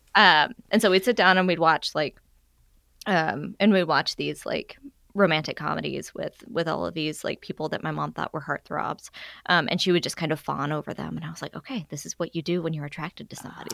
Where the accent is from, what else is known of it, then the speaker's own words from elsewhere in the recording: Arkansas, United States; now in Alabama, United States; I'm originally from Arkansas